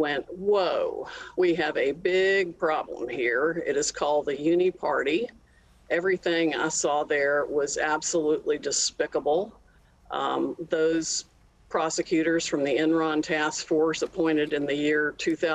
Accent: Raleigh, North Carolina, United States; moved away as an adult; also born or lived in Texas; I grew up in Raleigh, North Carolina, went to public school

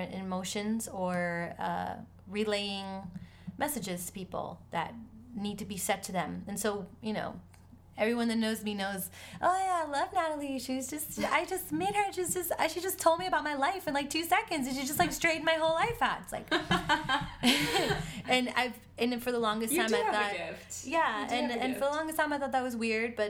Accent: Miami, Florida, United States; also born or lived in Argentina; now in New York, United States; I was born in Argentina, raised in Miami

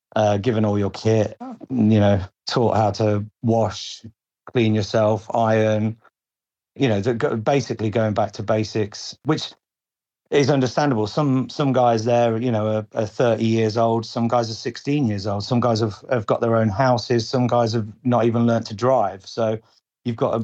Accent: Lincolnshire, East Midlands, United Kingdom; I'm from uh, Lincolnshire, mm-hmm. very sort of rural area, quiet, sleepy town.

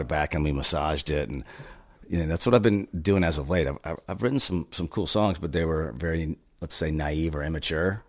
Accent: Houston, Texas, United States; also born or lived in Thailand; now in Austin, United States; I grew up in Houston

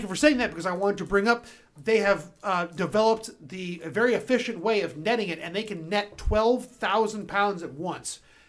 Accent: United States; I'm American.

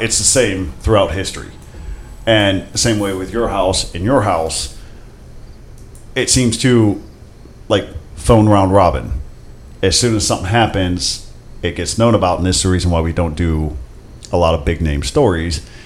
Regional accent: Akron, Ohio, United States; I grew up in Akron

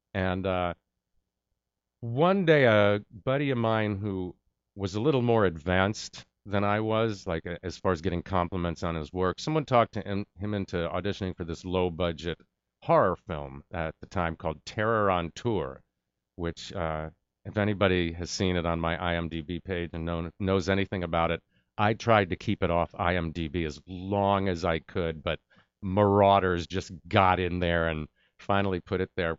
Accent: New York, United States; moved away; I'm from New York

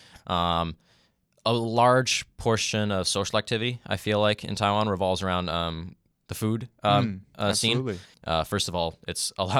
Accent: Canada; And I eventually just settled on mostly just saying, like, I'm Canadian.

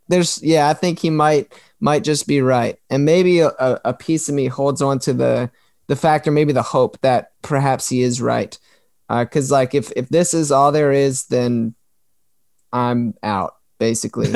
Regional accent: Maryland, United States; moved away as an adult; also born or lived in South Florida; I'm from Maryland. I moved myself and my wife from here, away from all of our family, down to South Florida

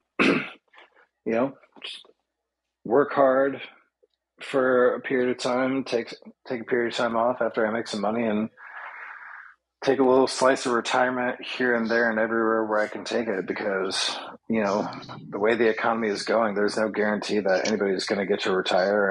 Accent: Indiana, United States; now in New York City, United States; I've got friends and family in my hometown in, in Indiana

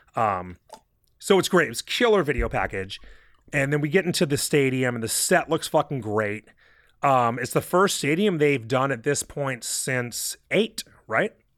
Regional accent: California, United States; we're from California

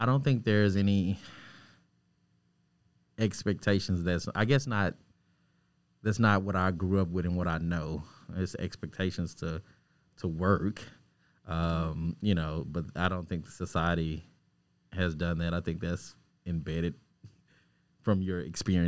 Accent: Arkansas, United States; I am a filmmaker from Arkansas

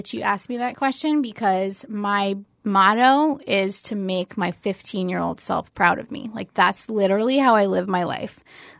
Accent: Fort Lauderdale, Florida, United States; I grew up in Fort Lauderdale.

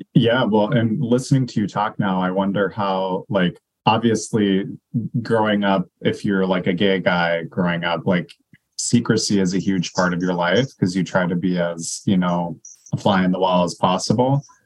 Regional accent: North Dakota, United States; now in Minnesota, United States; I'm from North Dakota

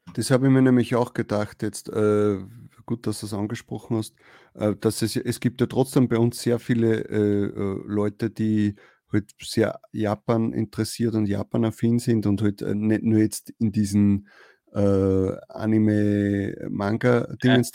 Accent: Austria; als Österreicher

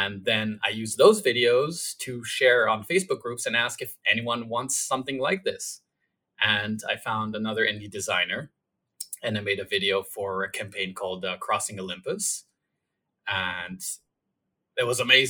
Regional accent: Israel; I was born in Israel.

